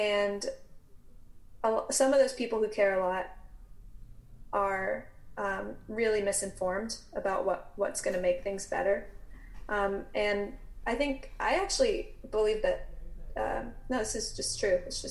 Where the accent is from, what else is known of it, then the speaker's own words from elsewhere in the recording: the South, United States; I grew up in the South.